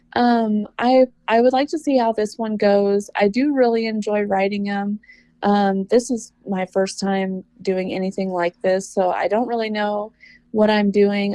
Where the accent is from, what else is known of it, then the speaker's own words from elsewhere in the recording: Mississippi, United States; now in California, United States; I'm originally from Mississippi, uh, but I'm in I'm in a super small town in California. We're a little north of Lake Tahoe.